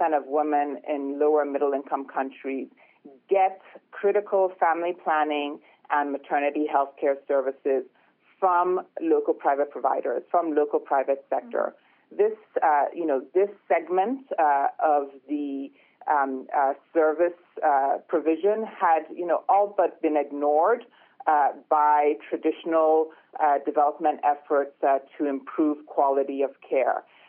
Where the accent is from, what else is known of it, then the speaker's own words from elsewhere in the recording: Lagos, Nigeria; I was born and raised in Lagos, Nigeria